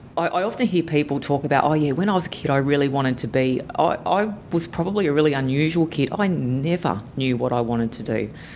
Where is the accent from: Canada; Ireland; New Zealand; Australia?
Australia; Sydney, New South Wales; moved away as an adult; now in Cairns, Australia; I've lived here for just over 25 years. And to be honest, I came from Sydney.